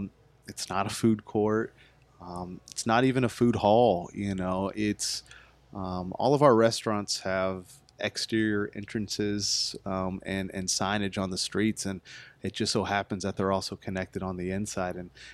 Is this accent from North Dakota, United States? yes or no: no; Arlington, Texas, United States; moved away as an adult; now in Fort Worth, United States; I was born in Arlington. I went to school here in Arlington and a longtime Arlington resident, now in Fort Worth.